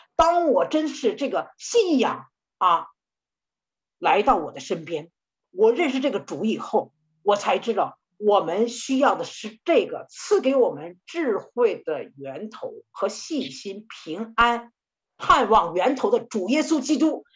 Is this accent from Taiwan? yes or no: no; China; 我们中国人